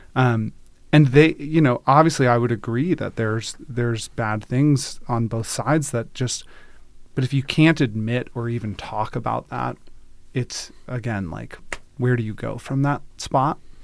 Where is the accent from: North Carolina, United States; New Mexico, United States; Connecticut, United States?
North Carolina, United States; Durham; moved away as an adult; also born or lived in Virginia / Oakland, California; now in Redmond, United States; didn't grow up in Israel, grew up, um, grew up in North Carolina